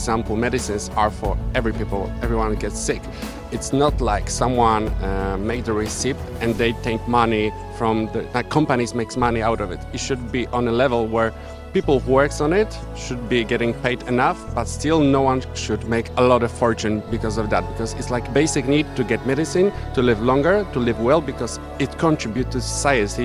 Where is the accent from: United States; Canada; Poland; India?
Poland; we're from Poland